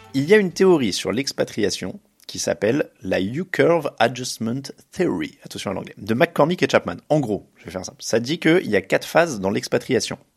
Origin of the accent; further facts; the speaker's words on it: France; je suis français.